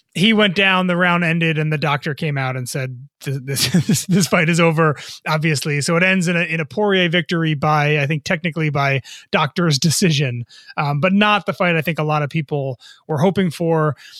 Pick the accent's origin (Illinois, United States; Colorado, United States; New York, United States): New York, United States; New York area, United States; I grew up in the New York area